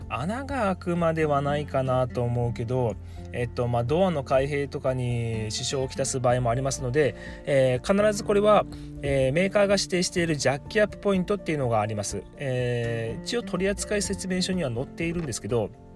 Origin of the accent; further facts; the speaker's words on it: Miyazaki, Japan; 地元宮崎では